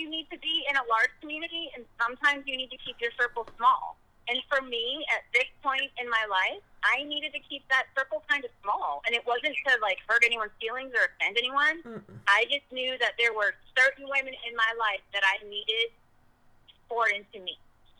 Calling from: Texas, United States; I'm here in Texas, and I know y'all are having CR tonight, and I am from Texas joining through Zoom

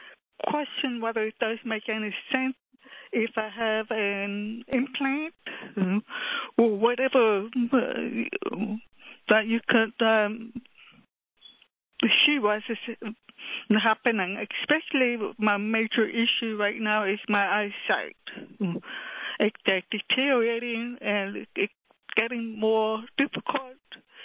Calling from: Washington, District of Columbia, United States; I'm calling from Washington, D.C.

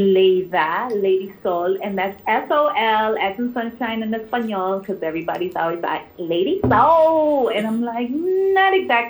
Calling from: Chicago, Illinois, United States; I'm calling from Chi City, the Midwest, Chicago.

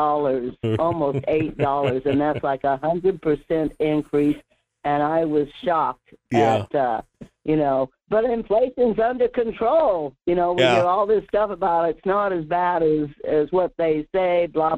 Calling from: Alaska, United States; Yeah, it's Murph from the Denali Borough area.

